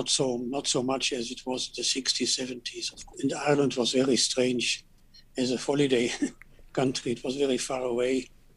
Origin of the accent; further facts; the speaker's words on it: Cologne, North Rhine-Westphalia, Germany; English is a second language; I was born in 1948 in Cologne in July, and we grew up in a quite destroyed city.